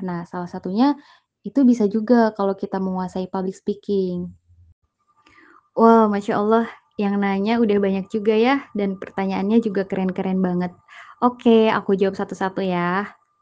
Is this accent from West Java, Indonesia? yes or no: yes; Ciamis, West Java, Indonesia; moved away as an adult; now in Bandung, Indonesia; saya asal dari Ciamis, eh, tapi tinggalnya di Bandung